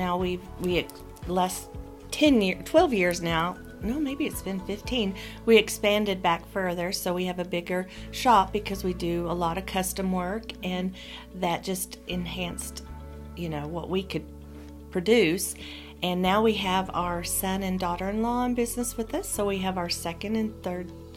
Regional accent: Chickasha, Oklahoma, United States; I was born and raised in Chickasha, graduated from Chickasha High School

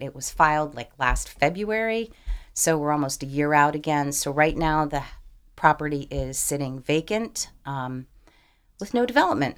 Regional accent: Madison, New Jersey, United States; moved away as an adult; now in Delaware, United States; I grew up in northern New Jersey. I grew up in a suburb of New York City.

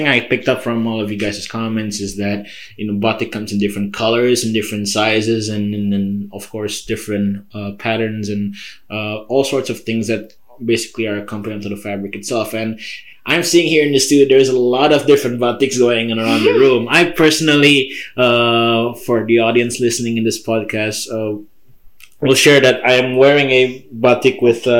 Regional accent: Surakarta, Central Java, Indonesia; now in East Lansing, United States; I bought this batik in my hometown in Solo

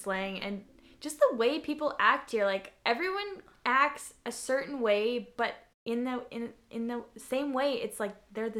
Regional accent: Flin Flon, Manitoba, Canada

